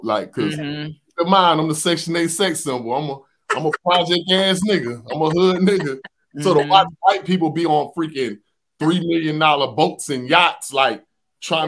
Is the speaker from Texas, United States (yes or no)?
no; Miami, Florida, United States; moved away as an adult; now in North Lauderdale, United States; I'm from South Dade